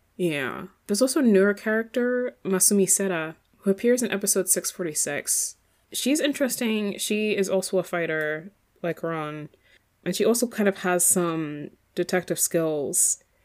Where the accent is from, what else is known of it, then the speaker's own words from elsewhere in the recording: Ireland; accent: kind of Irish; moved away; I'd have like a, a kind of Irish accent